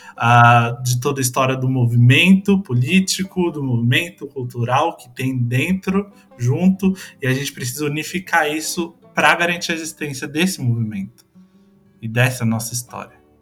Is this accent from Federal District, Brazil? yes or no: no; São Paulo, Brazil; moved away; eu venho de São Paulo, né? São Paulo capital